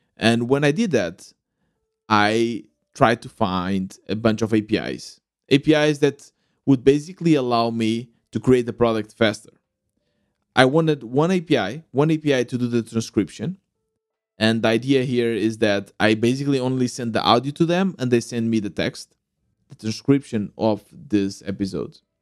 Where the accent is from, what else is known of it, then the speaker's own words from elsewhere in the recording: Portugal; Growing up in Portugal, loving to play the sport